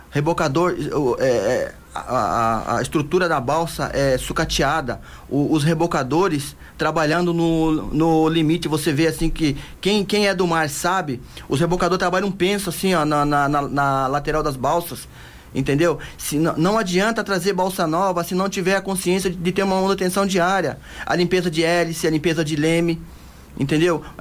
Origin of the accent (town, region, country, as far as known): Ilhabela, São Paulo, Brazil; born or raised there